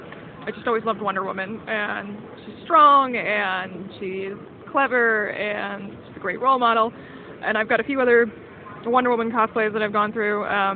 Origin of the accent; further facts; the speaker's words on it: Kansas City, United States; I'm from the Kansas City area.